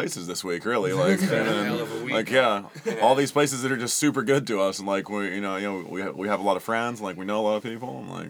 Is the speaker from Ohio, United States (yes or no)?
yes; Central Ohio, United States; moved away; I grew up in Central Ohio.